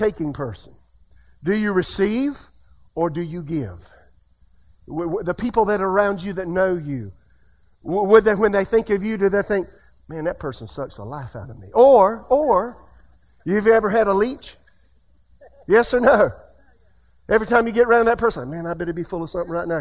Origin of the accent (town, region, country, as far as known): United States